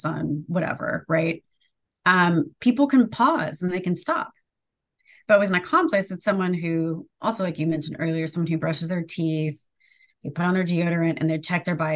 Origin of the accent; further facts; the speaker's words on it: Sacramento, California, United States; I grew up in Sacramento, California